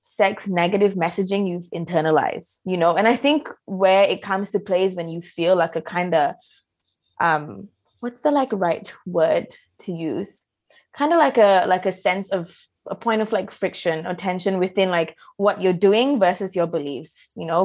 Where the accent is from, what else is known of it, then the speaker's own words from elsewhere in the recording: Malaysia; I grew up in Malaysia